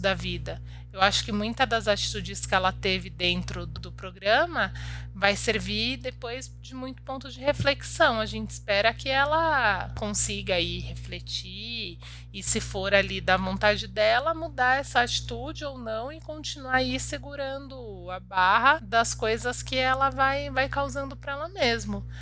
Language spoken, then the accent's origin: Portuguese; Nova Iguaçu, Rio de Janeiro, Brazil; Eu sou cria de Nova Iguaçu